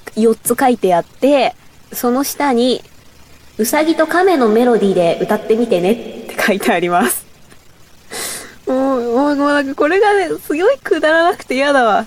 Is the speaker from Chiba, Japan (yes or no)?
yes; Bōsō, Chiba, Japan; accent: Bōsō dialect; 千葉県なんですけど、房総の方の出身なんで、ちょっと房総弁っていうのがあって